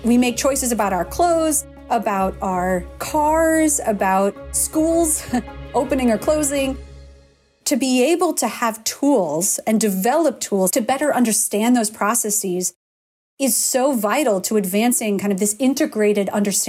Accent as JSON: {"language": "English", "region": "Minnesota", "country": "United States", "tie": "born or raised there", "said": "when I was growing up in Minnesota, the first thing we always ask about is the weather. The first thing you talk about is weather in the Midwest, at least from my upbringing."}